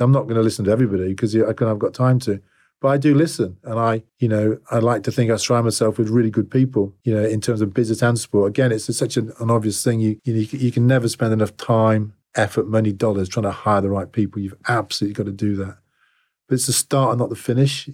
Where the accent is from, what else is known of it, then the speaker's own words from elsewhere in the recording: England, United Kingdom; also born or lived in Sydney, Australia; I'm English to a fault